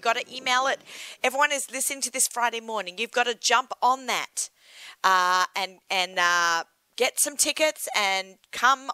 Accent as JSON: {"language": "English", "country": "Australia", "moved": "yes", "said": "I'm Australian"}